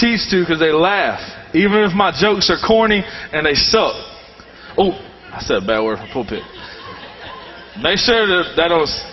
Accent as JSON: {"language": "English", "region": "the South", "country": "United States", "tie": "born or raised there", "said": "I've been raised in the South all my life. If you can't tell from my northern accent"}